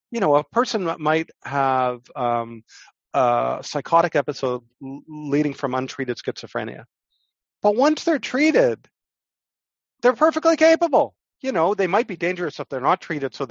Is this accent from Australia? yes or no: no; Canada; But I'm a Canadian lawyer, so what can I say?